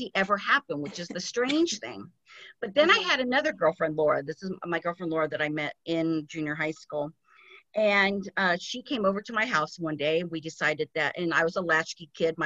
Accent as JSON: {"language": "English", "town": "Glendale", "region": "California", "country": "United States", "tie": "born or raised there", "said": "I grew up in Glendale, California"}